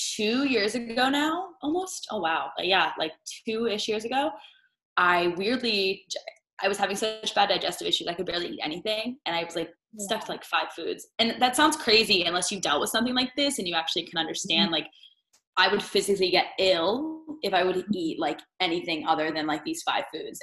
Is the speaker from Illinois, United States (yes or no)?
no; Northern Virginia, United States; moved away as an adult; I'm originally from the East Coast. I grew up outside of DC in Northern Virginia